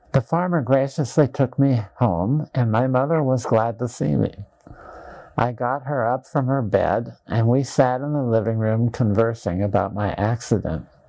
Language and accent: English; Dysart, Iowa, United States; my hometown of Dysart, Iowa